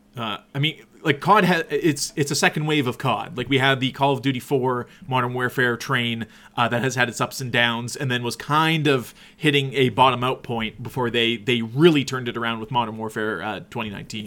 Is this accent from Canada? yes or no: yes; Canada; we're from Canada